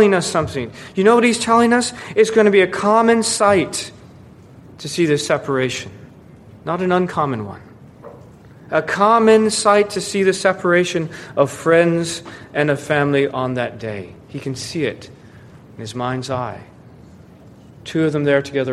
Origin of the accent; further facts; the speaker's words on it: Florida, United States; moved away; warmer climates like where I grew up in Florida